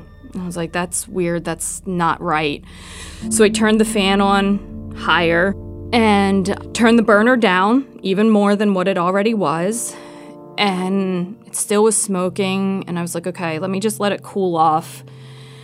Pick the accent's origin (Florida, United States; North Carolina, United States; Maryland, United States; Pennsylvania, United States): Pennsylvania, United States; Philadelphia; moved away as an adult; now in Athens, United States; I'm originally from Philadelphia.